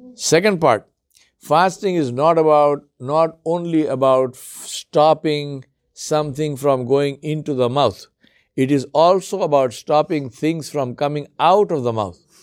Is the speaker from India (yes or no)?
yes; India; moved away; also born or lived in Africa; I come from India